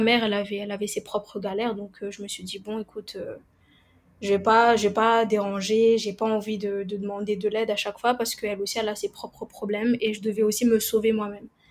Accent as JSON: {"language": "French", "country": "Madagascar", "moved": "yes", "lives_now": "Réunion, France", "said": "je suis originaire de Madagascar et je vis à La Réunion"}